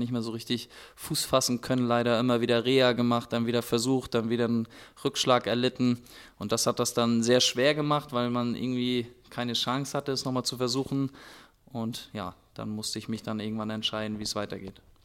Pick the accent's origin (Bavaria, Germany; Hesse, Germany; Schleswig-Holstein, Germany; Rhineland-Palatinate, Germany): Schleswig-Holstein, Germany; Hörup; ich bin da ganz bescheiden aufgewachsen in Hörup